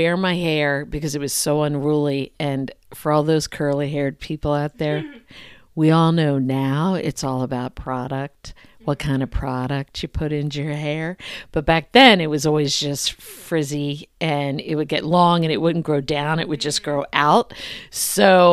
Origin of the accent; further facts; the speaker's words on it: Philadelphia, Pennsylvania, United States; I was born in Philadelphia